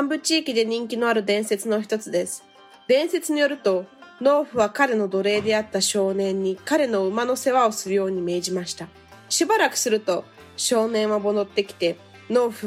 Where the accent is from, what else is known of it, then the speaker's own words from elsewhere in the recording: Japan; born there; nasci no Japão e estudei na escola japonesa.